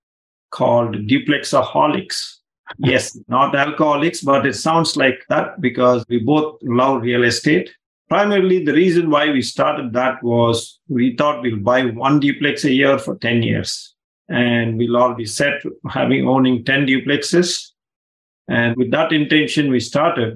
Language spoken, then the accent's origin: English; India; moved away; I grew up in India